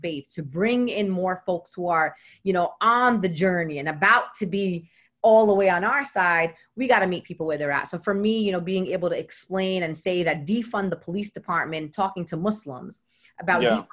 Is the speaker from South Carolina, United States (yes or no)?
no; New York City, New York, United States; I am from Brooklyn